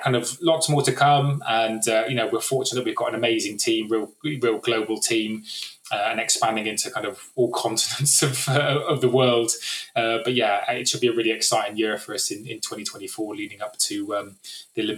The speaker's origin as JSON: {"language": "English", "area": "West Country", "region": "South West England", "country": "United Kingdom", "said": "I was from the West Country"}